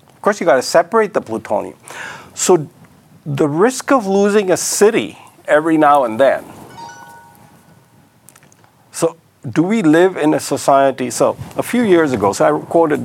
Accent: Mumbai, Maharashtra, India; moved away; also born or lived in Karachi, Pakistan; I was born in 1945 in Karachi and grew up in Bombay

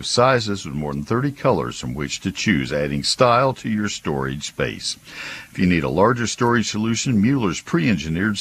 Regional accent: College Station, Texas, United States; moved away as an adult; also born or lived in Ohio; now in McKinney, United States; I grew up in College Station

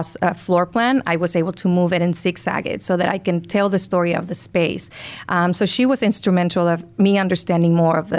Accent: Tijuana, Baja California, Mexico; also born or lived in San Diego; I was born and raised in Tijuana, the city that borders with San Diego.

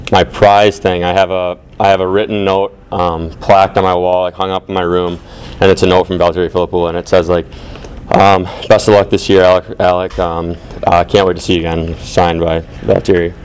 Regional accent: Detroit, Michigan, United States; my, my hometown and the place I've grown up

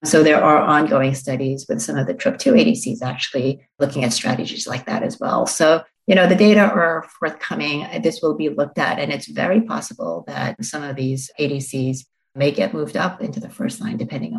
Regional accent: Long Island, New York, United States; accent: Long Island; now in Boston, United States; Yeah, I grew up in Long Island, New York, and people tell me that since then I've lost my Long Island accent, but I'm not entirely sure about that. It comes out, especially when I'm tired.

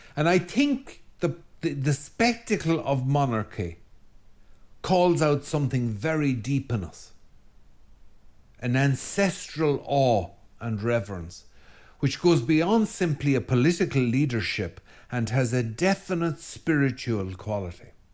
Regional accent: Ireland; as an Irish Catholic.

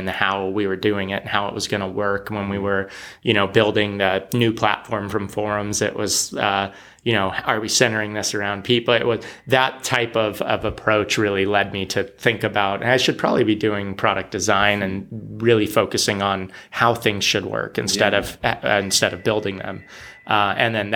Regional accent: San Jose, California, United States; moved away as an adult; also born or lived in San Diego, California; now in Portland, United States; I grew up in San Jose and then I was in San Diego

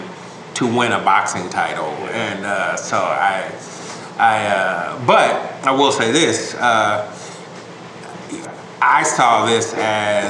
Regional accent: United States; one as a black man, two as an American

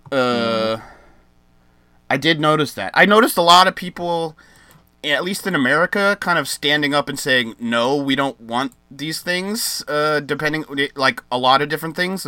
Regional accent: United States; me as an American

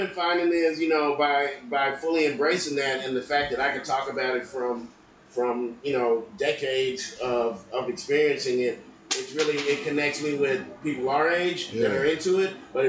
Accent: Houston, Texas, United States; also born or lived in Austin; the shit that I went through growing up in Houston and Austin.

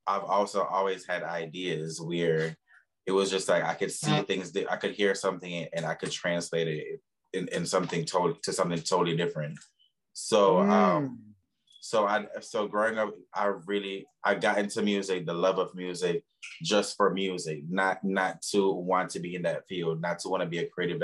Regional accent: Jamaica; moved away; I'm originally from Jamaica.

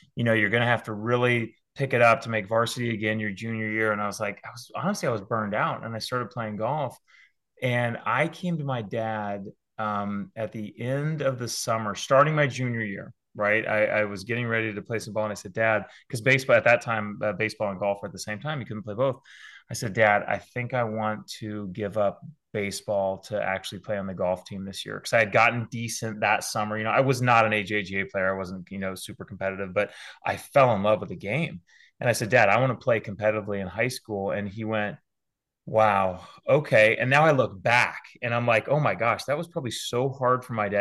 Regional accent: San Diego, California, United States; moved away as an adult; also born or lived in Auburn, Alabama; now in West Hartford, United States; as a kid growing up in Southern California

